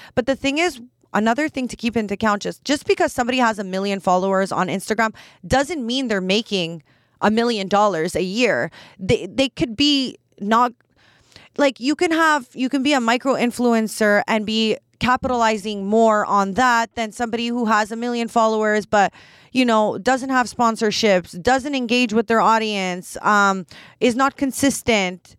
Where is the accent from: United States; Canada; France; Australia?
Canada; I'm Canadian